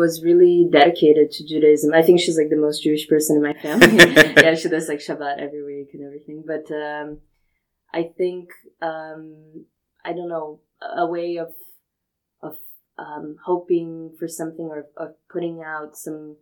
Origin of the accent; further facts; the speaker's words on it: Brazil; I'm from Brazil